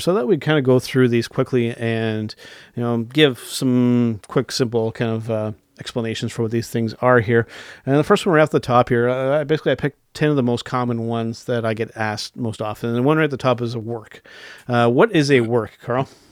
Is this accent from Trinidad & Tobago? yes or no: no; Canada; we're Canadian